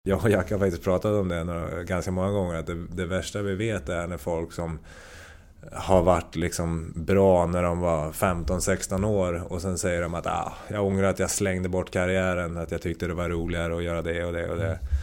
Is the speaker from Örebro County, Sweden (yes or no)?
yes; Hallsberg, Örebro County, Sweden; jag är uppvuxen i Hallsberg